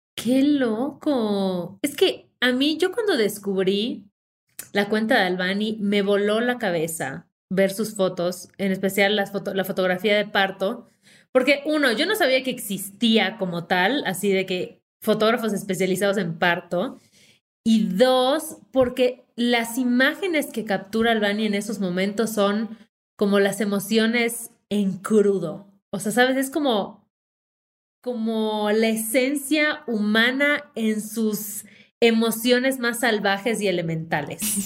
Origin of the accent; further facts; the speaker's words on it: Yucatán, Mexico; accent: Yucatecan; en automático me junto con otra yucateca y sale todo mi acento